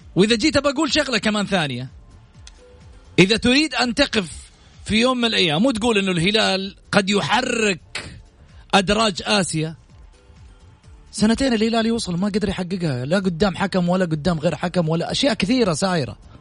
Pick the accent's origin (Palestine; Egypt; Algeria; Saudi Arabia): Saudi Arabia; احنا كسعوديين